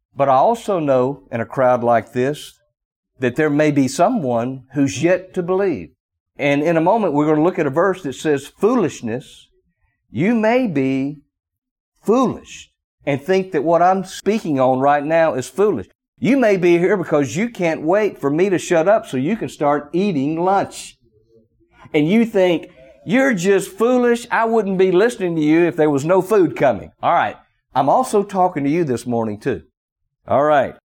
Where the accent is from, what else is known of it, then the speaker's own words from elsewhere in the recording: the South, United States; accent: strong Southern drawl; I have somewhat of a strong Southern drawl.